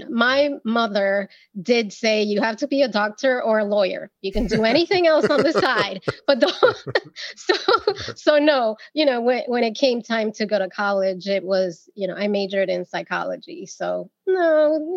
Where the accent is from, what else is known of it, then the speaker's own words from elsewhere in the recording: New York, United States; I was born and raised in New York by Dominican parents